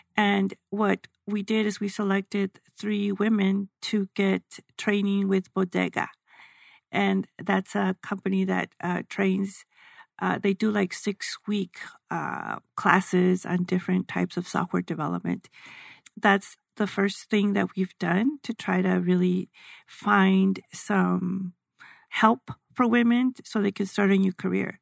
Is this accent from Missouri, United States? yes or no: no; El Paso, Texas, United States; I'm from El Paso